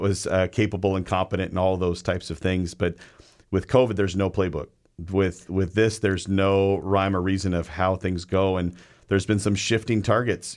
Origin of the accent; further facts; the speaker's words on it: Everett, Washington, United States; I'm from South Everett, one hundred twenty-eighth Street. So, uh, I'm a very proud of my, my, uh, my place. I grew up in a, a six hundred square foot apartment